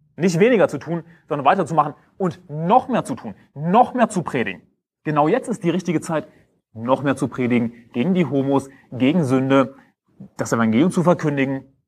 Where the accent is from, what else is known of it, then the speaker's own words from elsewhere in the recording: Germany; ich bin Deutscher